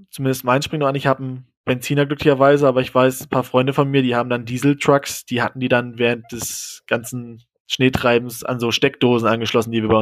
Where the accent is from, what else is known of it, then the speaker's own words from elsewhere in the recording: Germany; Und ich war halt noch als, als Deutscher in, im Dorm.